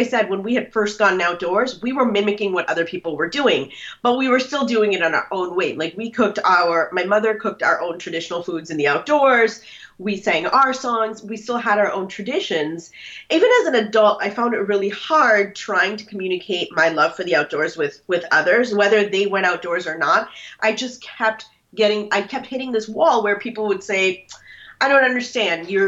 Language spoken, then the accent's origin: English; Minnesota, United States; born or raised there; moved away as an adult; now in Washington, D.C. area, United States